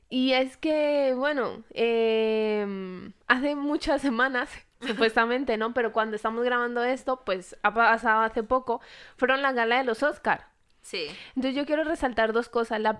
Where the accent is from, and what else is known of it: Colombia